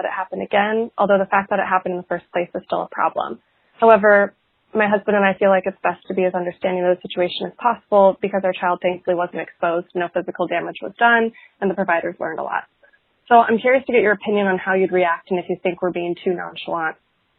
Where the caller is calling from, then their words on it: Portland, United States; calling from Portland